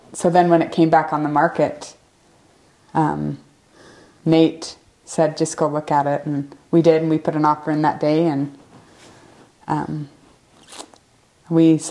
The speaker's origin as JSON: {"language": "English", "area": "Mount Olympus North stake", "region": "Utah", "country": "United States", "tie": "born or raised there", "also_born_or_lived": "Franklin, Indiana", "said": "I was raised in the Mount Olympus North stake"}